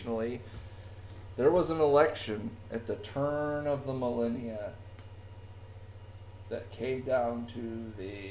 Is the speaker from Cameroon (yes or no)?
no; United States; as an American citizen